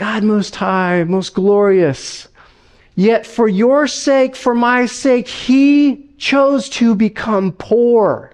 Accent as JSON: {"language": "English", "town": "Las Vegas", "region": "Nevada", "country": "United States", "moved": "yes", "said": "I'm from Las Vegas, all right? I'm not from the Northwest or anything"}